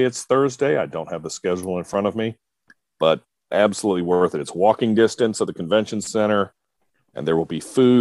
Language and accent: English; North Carolina, United States; I'm from North Carolina, the home of real barbecue